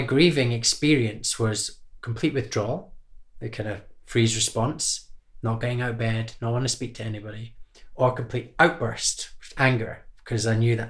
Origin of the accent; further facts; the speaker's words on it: Scotland, United Kingdom; growing up in Scotland